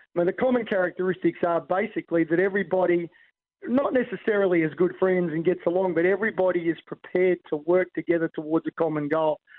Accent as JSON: {"language": "English", "country": "Australia", "said": "as an Aussie"}